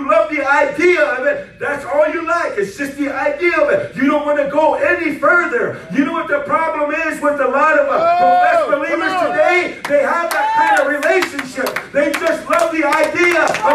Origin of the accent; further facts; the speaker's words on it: Rosebud Reservation, South Dakota, United States; My home is out there on the Rosebud Reservation. That's where I was born and raised.